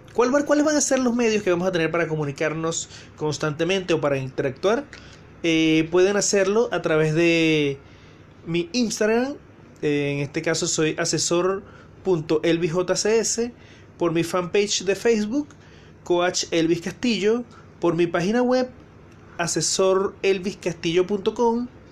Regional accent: Venezuela; now in Santiago, Chile; soy venezolano

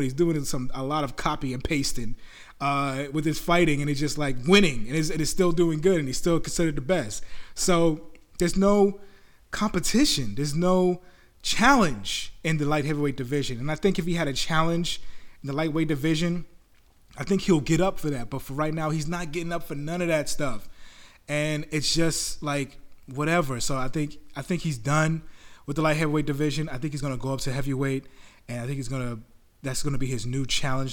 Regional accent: New York, United States; I'm from there. I'm from New York

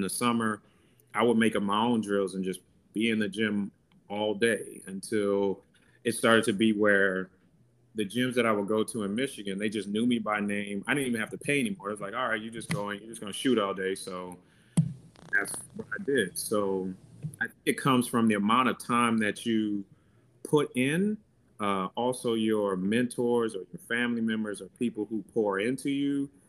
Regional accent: Nigeria; So I'm Nigerian and they have a saying that it's Niger no de carry less. And that means Nigerians strive for excellence.

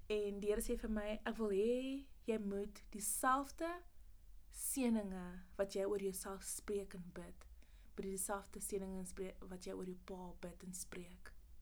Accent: Pretoria, Gauteng, South Africa; moved away as an adult; also born or lived in Mamelodi / Potchefstroom; Ek kom oorspronkelijk van Pretoria af

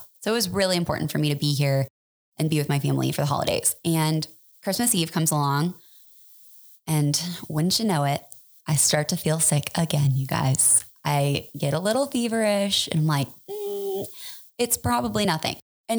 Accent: Superior, Colorado, United States; also born or lived in Boulder; I grew up in Boulder, but more specifically, I grew up in Superior. I went to high school there.

